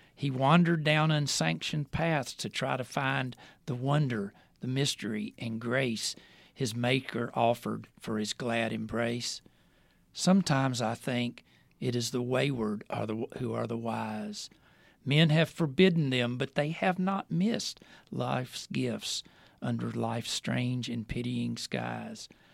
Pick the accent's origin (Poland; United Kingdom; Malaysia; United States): United States; Winston-Salem, North Carolina; also born or lived in Emory, Virginia area; now in Southwest Virginia, United States; I grew up in Winston-Salem, North Carolina. Uh, I've lived here since nineteen seventy-three